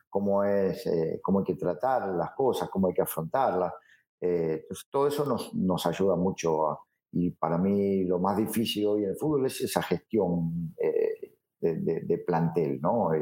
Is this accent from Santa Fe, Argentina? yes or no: yes; Rosario, Santa Fe, Argentina; now in Mazatlán, Mexico; yo soy de Rosario. Yo soy eh, hincha de un equipo del ascenso, que es Central Córdoba de Rosario, que de ahí salí y de ahí fui toda mi vida